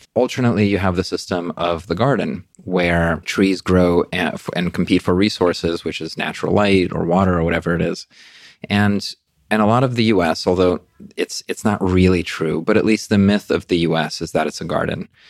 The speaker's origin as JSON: {"language": "English", "town": "New York City", "region": "New York", "country": "United States", "tie": "born or raised there", "also_born_or_lived": "Russia / Brooklyn / Queens", "moved": "as an adult", "lives_now": "London, United Kingdom", "said": "I grew up in, um, in New York City"}